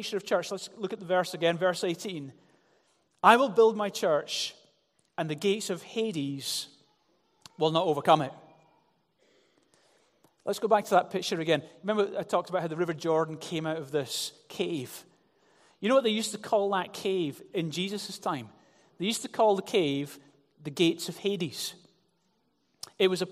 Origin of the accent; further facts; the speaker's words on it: Glasgow, Scotland, United Kingdom; I grew up in Glasgow